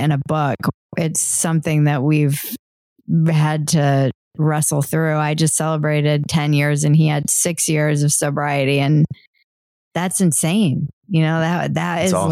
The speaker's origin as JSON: {"language": "English", "country": "United States", "tie": "born or raised there", "said": "we were born and raised in America"}